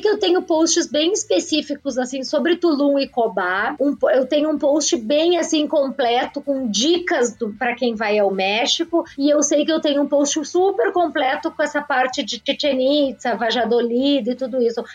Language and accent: Portuguese; Jaguarão, Rio Grande do Sul, Brazil; also born or lived in Porto Alegre; Jaguarão, que é a minha cidade natal